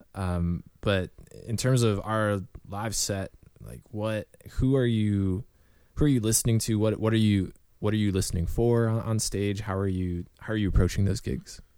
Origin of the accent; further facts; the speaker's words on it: Northeast Ohio, United States; we're guys from Northeast